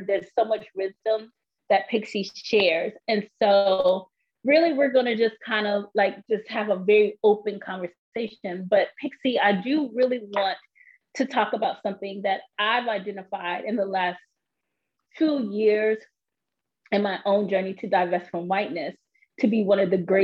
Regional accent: New York, United States; also born or lived in Austin, Texas; before I turned one, we moved to New York

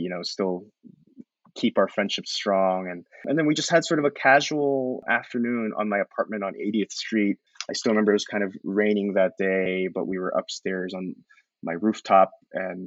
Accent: Columbus, Ohio, United States; moved away; also born or lived in New York; He and I grew up in Columbus together

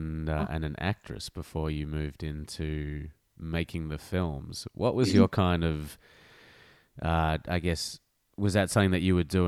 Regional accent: Melbourne, Victoria, Australia; born or raised there

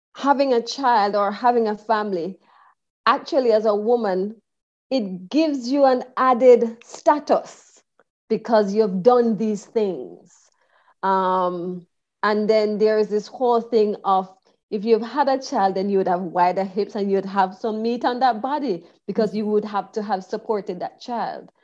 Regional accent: Jamaica; moved away as an adult; also born or lived in Kingston, Jamaica; I was born and raised in Jamaica. I left Jamaica at the good age of 38

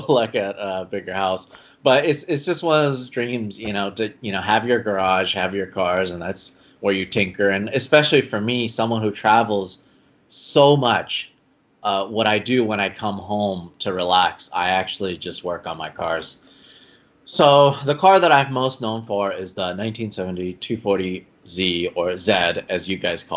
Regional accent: Los Angeles, California, United States; I grew up in Los Angeles, you know, Southern California.

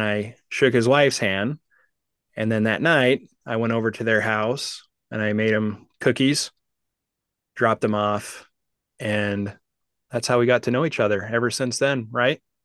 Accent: Utah, United States; now in Kansas City, United States; I grew up in Utah

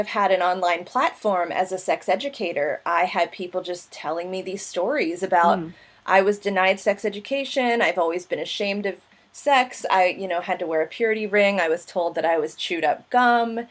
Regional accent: United States; growing up in America

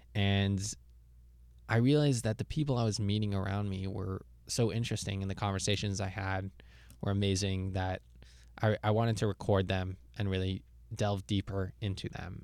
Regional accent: Jerusalem, Jerusalem District, Israel; moved away as an adult; also born or lived in Toronto, Canada; now in United States; I was born in Toronto, grew up in Jerusalem, Israel, and recently I've been living in the US.

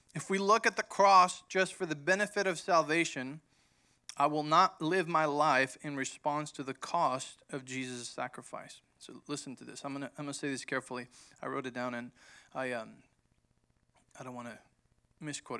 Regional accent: Mexico; moved away; growing up in Mexico, when my dad started the church

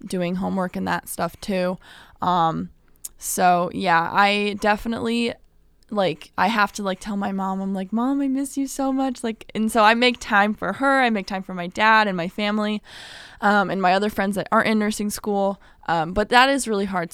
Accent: Midwest, United States; also born or lived in California; now in Illinois, United States; I was born there. I moved over to the Midwest when I was nine, so I've been here for a while

